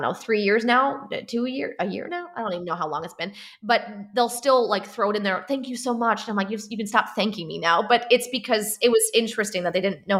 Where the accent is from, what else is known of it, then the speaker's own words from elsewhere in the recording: Chicago, Illinois, United States; We're in like the cornfields and cows section of the Illinois. So we're not in city.